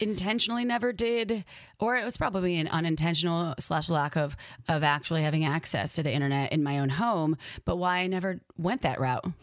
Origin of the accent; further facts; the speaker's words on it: Wisconsin, United States; accent: Midwest; my upbringing growing up in Wisconsin